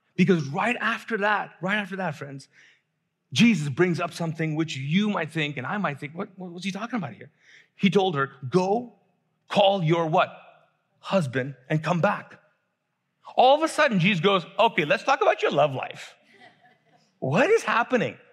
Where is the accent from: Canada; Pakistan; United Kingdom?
Pakistan; I'm actually Pakistani